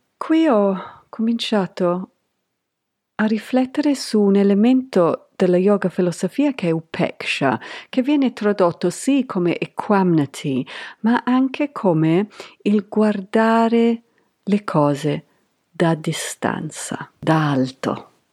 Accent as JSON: {"language": "Italian", "town": "Canterbury", "region": "South East England", "country": "United Kingdom", "tie": "born or raised there", "second_language": "Italian", "moved": "yes", "said": "Io sono cresciuta in Canterbury Kent, in Inghilterra, negli anni Ottanta"}